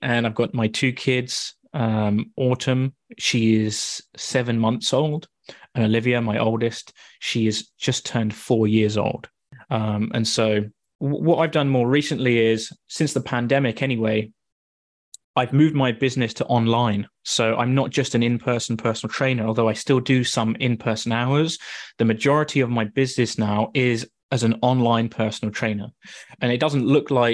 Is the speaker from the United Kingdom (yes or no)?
yes; Wooburn Green, South East England, United Kingdom; moved away as an adult; also born or lived in Sheffield; now in Canada; I am originally from Woburn Green, which is super close to you in Marlow. And yeah, I grew up there.